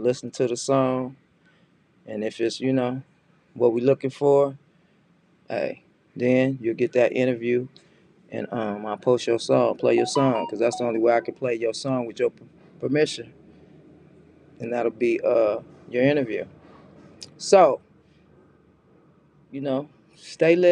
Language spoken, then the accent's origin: English; Los Angeles, California, United States; Yeah, I'm from Watts